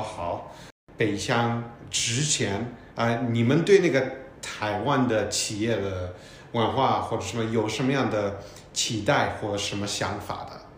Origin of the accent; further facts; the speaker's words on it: United States; now in Taiwan; 来自美国这个快秃头的学习长